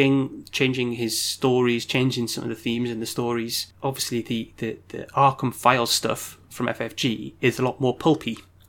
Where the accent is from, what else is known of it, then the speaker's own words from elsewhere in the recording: United Kingdom; As white British liberals.